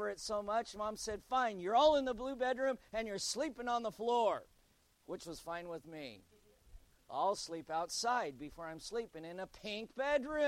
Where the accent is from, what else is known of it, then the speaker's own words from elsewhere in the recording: United States; As an American